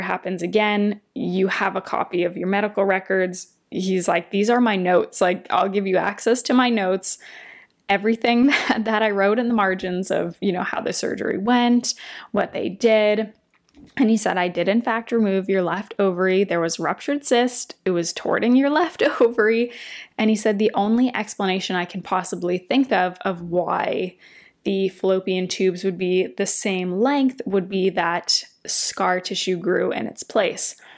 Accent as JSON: {"language": "English", "town": "Windsor", "region": "Ontario", "country": "Canada", "tie": "born or raised there", "lives_now": "Toronto, Canada", "said": "we drove back to Windsor, my hometown"}